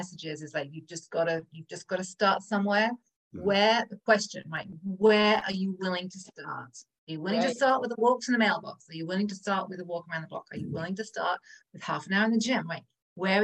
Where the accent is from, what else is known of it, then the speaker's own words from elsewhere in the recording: England, United Kingdom; moved away; I'm from England, right? So we smoke a lot, we drink a lot, we eat a lot of cheese and butter and sugar. That was pretty much my diet growing up.